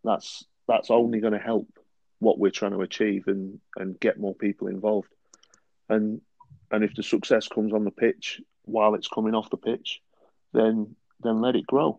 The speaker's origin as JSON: {"language": "English", "town": "Bury", "region": "North West England", "country": "United Kingdom", "tie": "born or raised there", "moved": "yes", "said": "Bury was my hometown club growing up"}